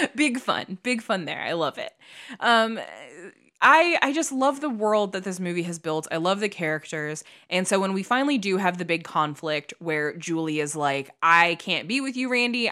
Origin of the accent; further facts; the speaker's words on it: Midwest, United States; moved away as an adult; now in California, United States; I was a kid from the Midwest